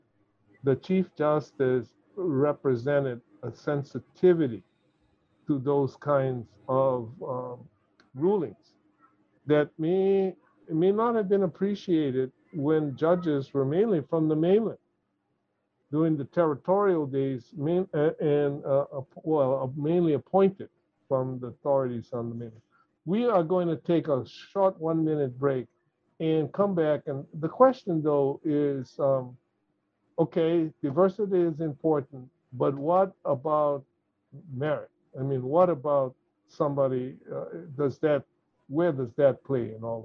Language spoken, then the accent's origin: English; Hawaii, United States; I'm Hawaiian.